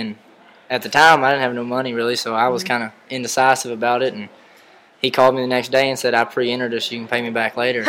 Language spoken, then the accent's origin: English; Emory, Texas, United States; I'm from Emory, Texas.